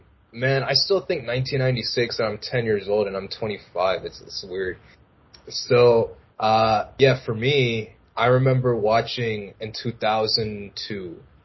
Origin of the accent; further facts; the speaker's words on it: United States; growing up in an America post 9/11 and, you know, I'm Pakistani.